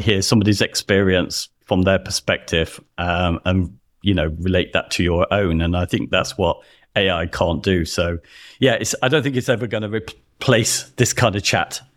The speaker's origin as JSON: {"language": "English", "country": "United Kingdom", "said": "we're both British"}